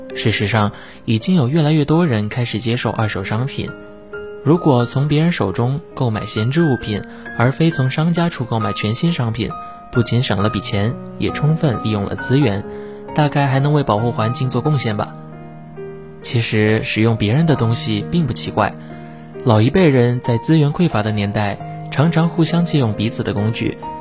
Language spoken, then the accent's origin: Chinese; Xiamen, Fujian, China; moved away as an adult; now in Nanjing, China; 来自福建厦门